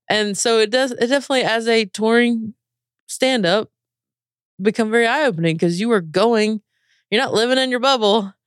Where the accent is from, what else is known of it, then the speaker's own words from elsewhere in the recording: North Carolina, United States; moved away as an adult; also born or lived in Spain; I'm from the South. I, I, you know, grew up in very conservative areas, very r, red states all around me and in North Carolina